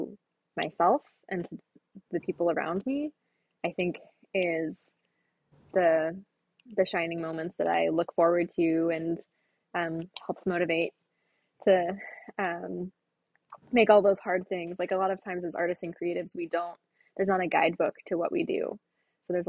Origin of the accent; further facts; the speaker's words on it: Florida, United States; moved away as an adult; now in Indianapolis, United States; I'm from Florida originally and didn't have a thought about moving to Indiana